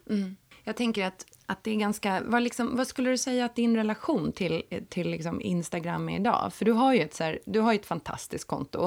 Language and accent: Swedish; Stockholm, Stockholm County, Sweden; född och uppvuxen i Stockholm och har gått gymnasium på Södermalm